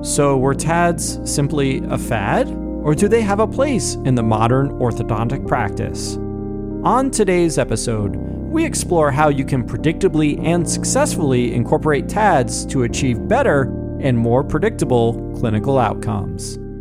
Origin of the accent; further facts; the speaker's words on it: New Jersey, United States; also born or lived in Cleveland, Ohio; now in Florida, United States; being born in Cleveland, raised in New Jersey and now living in, in Florida